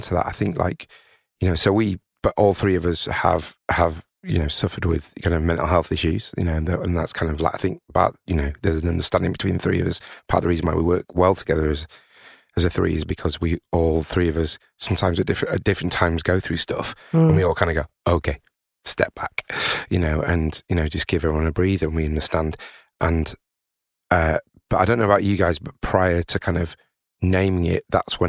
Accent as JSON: {"language": "English", "town": "Tadcaster", "region": "Yorkshire and the Humber", "country": "United Kingdom", "said": "I'm originally from Tadcaster, and, you know, seeing a town like that, which is, you know, kind of very nice, but, you know, it's got three breweries."}